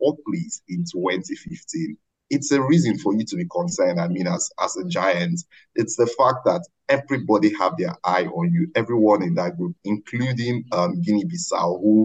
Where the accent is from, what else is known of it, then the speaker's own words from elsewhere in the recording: Nigeria; as a Nigerian